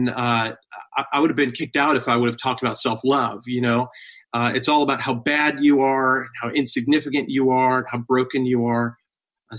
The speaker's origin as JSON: {"language": "English", "area": "Long Island", "region": "New York", "country": "United States", "tie": "born or raised there", "said": "I went to a church like this growing up on Long Island"}